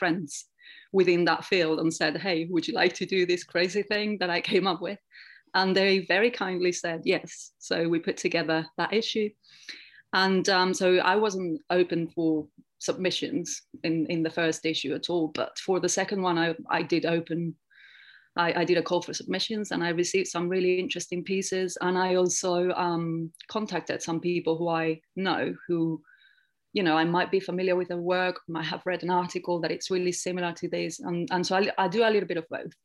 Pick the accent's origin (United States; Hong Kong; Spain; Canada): Spain; now in England; I grew up in Spain